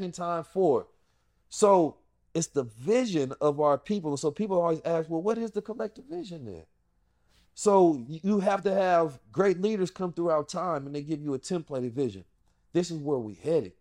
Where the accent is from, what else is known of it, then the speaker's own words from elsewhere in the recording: St. Louis, Missouri, United States; moved away; also born or lived in Oakland, California; Growing up in South St. Louis